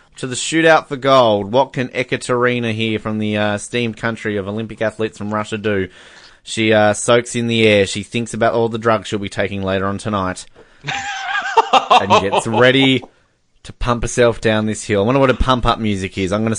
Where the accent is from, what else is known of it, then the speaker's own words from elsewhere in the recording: Australia; we're Australian